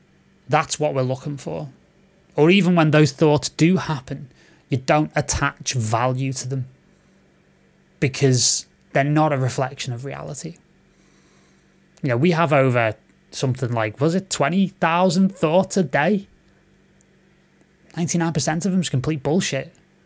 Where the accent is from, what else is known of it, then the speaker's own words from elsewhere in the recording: Romania; Growing up in Romania, all I heard from my family is leave music, you won't earn money, blah, blah, blah.